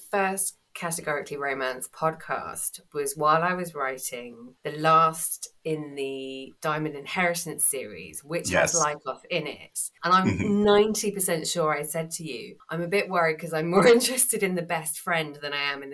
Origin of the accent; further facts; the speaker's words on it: England, United Kingdom; I'm English and, you know, not Greek